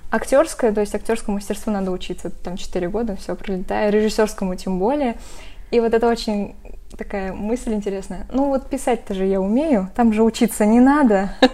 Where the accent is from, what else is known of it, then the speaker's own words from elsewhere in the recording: Arsk, Tatarstan, Russia; moved away as an adult; now in Kazan, Russia; Я сама из Арска, то есть не из Казани, и когда я приехала в Казань